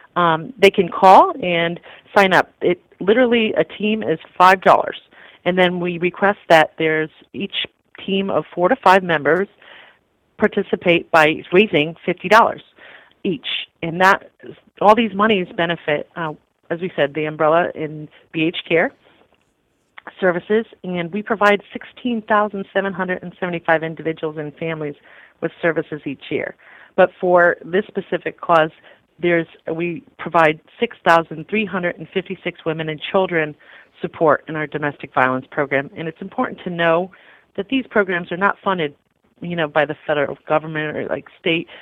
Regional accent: the Lower Naugatuck Valley, Connecticut, United States; I'm originally from the Valley.

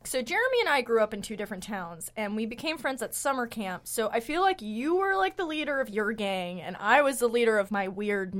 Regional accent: Port Washington, New York, United States; I grew up in Port Washington

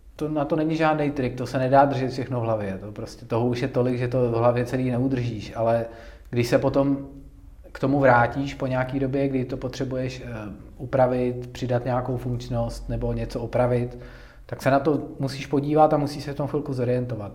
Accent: Tábor, South Bohemian Region, Czechia; moved away as an adult; now in Pardubice, Czech Republic; já jsem z Tábora, což je takový menší, menší městečko

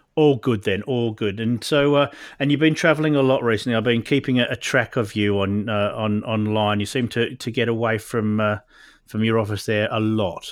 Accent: Perth, Western Australia, Australia; now in Oxfordshire, United Kingdom; I'm living in Oxfordshire these days, but I came from Perth originally

